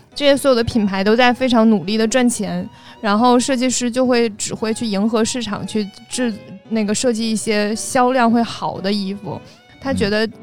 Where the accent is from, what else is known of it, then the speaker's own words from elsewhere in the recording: China; 我们中国人还是要坐月子